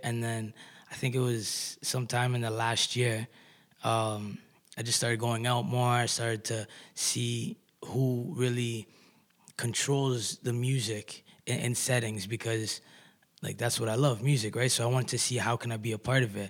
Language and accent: English; Kitchener, Ontario, Canada; I'm an artist from Kitchener-Waterloo.